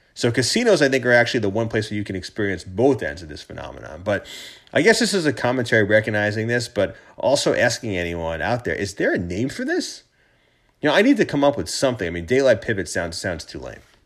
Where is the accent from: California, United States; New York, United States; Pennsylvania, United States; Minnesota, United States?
New York, United States; as a New Yorker